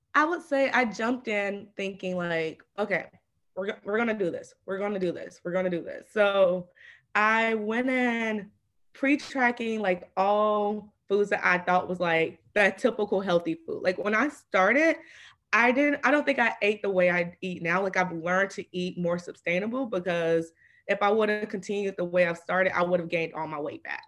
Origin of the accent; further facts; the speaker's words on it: Atlanta, Georgia, United States; I'm from Atlanta